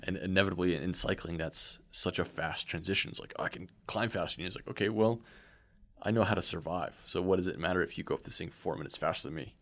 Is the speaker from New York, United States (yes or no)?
no; Southern California, United States; being South Californian